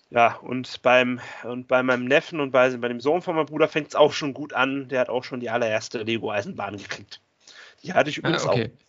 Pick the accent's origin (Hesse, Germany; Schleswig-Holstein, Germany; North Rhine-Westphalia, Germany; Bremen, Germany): Bremen, Germany; born there; und ich komme eigentlich sogar gebürtig aus Bremen.